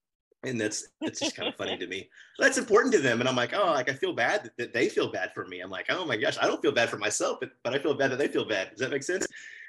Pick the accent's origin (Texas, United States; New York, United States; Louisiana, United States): Texas, United States; Austin; I grew up in Austin in a very Baptist, well, preschool all the way through high school and church in the same place in a private school.